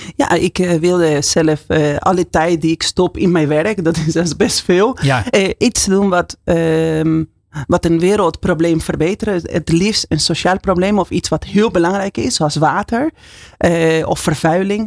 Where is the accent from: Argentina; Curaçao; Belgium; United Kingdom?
Argentina; Buenos Aires; Dutch is a second language; moved away as an adult; now in Netherlands; Ja, ik kom uit Argentinië. En ik woon uh, 23 jaar in Nederland. Dat is bijna de helft van mijn leven